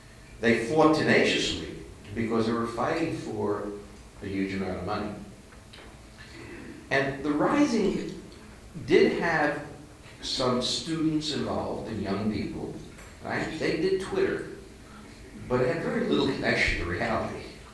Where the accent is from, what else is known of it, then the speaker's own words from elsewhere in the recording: New York, United States; moved away; I'm not from New York, I'm from the Bronx.